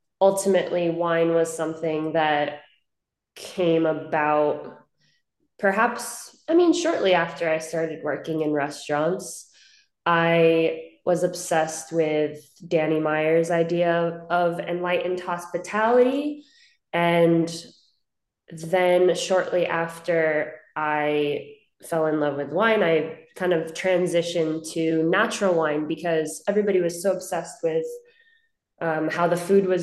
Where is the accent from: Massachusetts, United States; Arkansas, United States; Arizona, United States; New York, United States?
New York, United States; Hudson Valley; moved away as an adult; now in Los Angeles, United States; I grew up in Hudson Valley in New York, about 60 miles north of the city